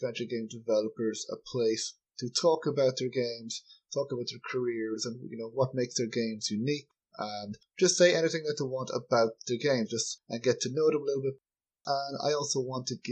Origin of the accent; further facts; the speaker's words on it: Ireland; I'm from Ireland